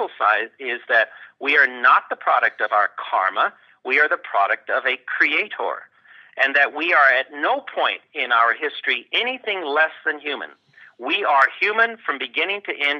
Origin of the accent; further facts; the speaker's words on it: Los Angeles, California, United States; moved away as an adult; also born or lived in Ithaca, New York / Cambridge, Massachusetts; I was born in East Los Angeles. That's the poor part of Los Angeles. And I was raised in a Christian home